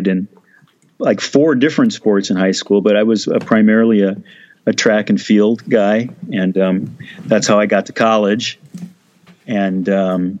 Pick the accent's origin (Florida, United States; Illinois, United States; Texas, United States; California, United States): Illinois, United States; Moline; moved away as an adult; also born or lived in Rock Island, Illinois; I was born in Rock Island, Illinois, and grew up in Moline, Illinois, which is really the same thing